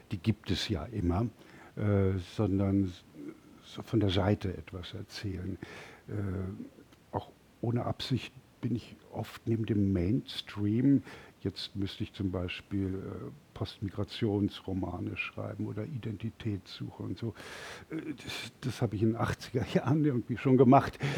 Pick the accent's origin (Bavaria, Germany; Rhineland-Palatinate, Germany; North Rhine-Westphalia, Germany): Bavaria, Germany; Munich; Ich komme aus München, der kleinen Königsstadt und hier die Kaiserstadt.